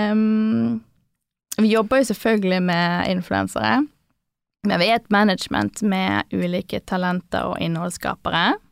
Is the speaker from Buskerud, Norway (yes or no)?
no; Bergen, Vestland, Norway; accent: Bergen dialect; moved away as an adult; also born or lived in Oslo; jeg syns jeg har bevart dialekten min veldig bra